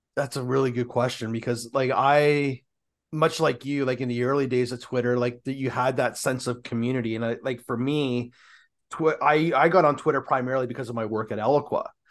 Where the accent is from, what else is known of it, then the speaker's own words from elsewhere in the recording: Canada; We're Canadian